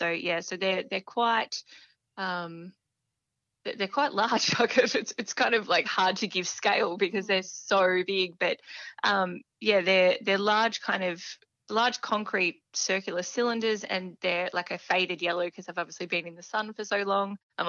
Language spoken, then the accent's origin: English; Dimboola, Victoria, Australia; also born or lived in Horsham; So I'm born and bred across the Wimmera Mallee. So I grew up in Dimboola and then spent some time away for university and then came back to Horsham, Birchip, and back in Horsham. So I've never really left the area.